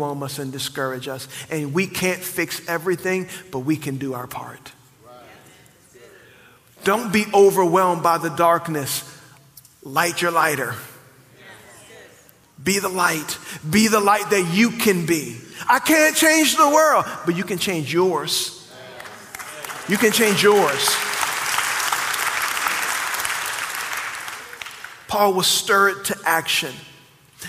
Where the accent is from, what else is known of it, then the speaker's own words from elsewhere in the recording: New Orleans, Louisiana, United States; moved away; I grew up in New Orleans